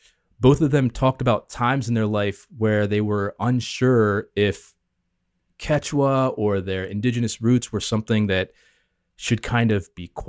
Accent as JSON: {"language": "English", "region": "the South", "country": "United States", "tie": "born or raised there", "said": "My mom's half Japanese. I'm obviously, because of that, all very mixed culture myself. I grew up in the South here in the U.S."}